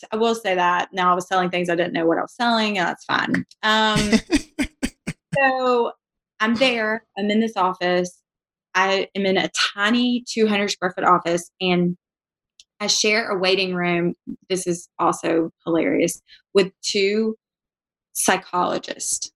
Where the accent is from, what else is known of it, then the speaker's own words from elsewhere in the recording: Savannah, Georgia, United States; moved away as an adult; now in Birmingham, United States; So I'm from Savannah, Georgia.